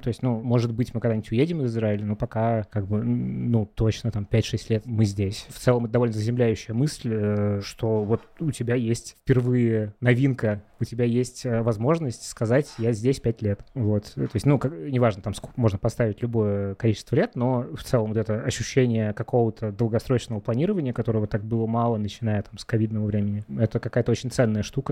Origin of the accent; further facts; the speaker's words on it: Russia; moved away as an adult; now in Israel; Я человек, э, который большую часть жизни прожил в России